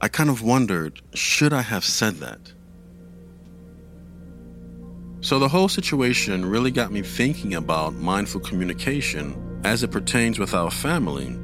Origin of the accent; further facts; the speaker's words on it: New York City, New York, United States; when I was growing up in the Bronx